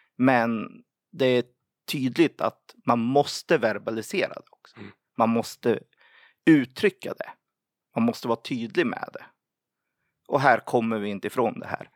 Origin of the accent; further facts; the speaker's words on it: Sweden; som typisk svensk